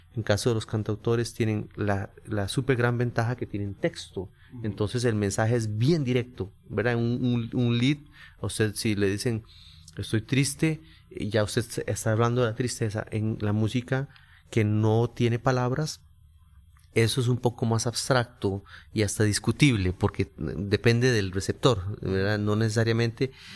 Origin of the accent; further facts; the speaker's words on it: San José, Costa Rica; por ser costarricense y haber nacido en, San José y creado criado en el barrio Carmen de la Juela